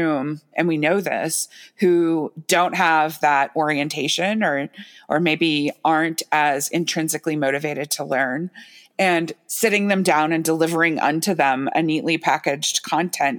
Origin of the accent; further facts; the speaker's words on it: United States; I was born in the United States